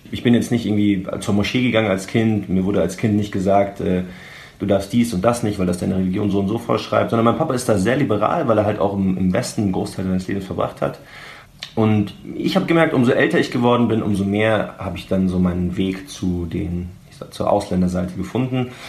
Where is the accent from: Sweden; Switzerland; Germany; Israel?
Israel; also meine, meine Familie ist quasi, wir sind, wir sind Araber in einem jüdischen Staat.